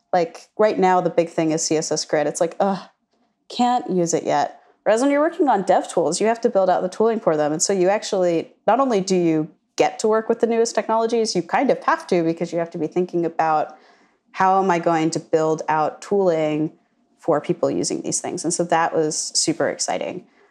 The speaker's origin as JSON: {"language": "English", "area": "suburbs right outside of Washington D.C.", "region": "Virginia", "country": "United States", "tie": "born or raised there", "also_born_or_lived": "Sullivan County, Pennsylvania", "lives_now": "Charlottesville, United States", "said": "I'm from uh, the Burbs in right outside of Washington D.C. So I am from Virginia originally, but I've moved within Virginia"}